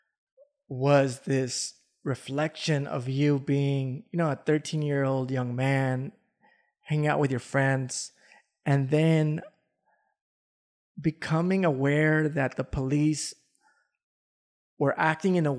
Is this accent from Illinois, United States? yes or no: no; Los Angeles, California, United States; I didn't grow up in the Boyle Heights area. I grew up in the South Central area